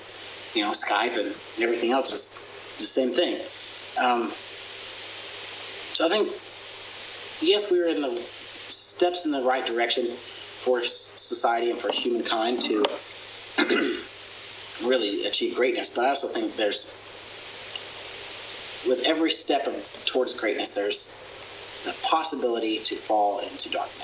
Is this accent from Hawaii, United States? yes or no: no; Oklahoma, United States; I grew up in Oklahoma, a Bible Belt Christian, went to church every Sunday